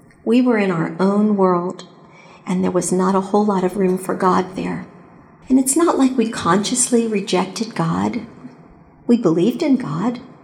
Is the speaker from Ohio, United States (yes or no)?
yes; Cincinnati, Ohio, United States; moved away as an adult; also born or lived in Atlanta; Cincinnati was my hometown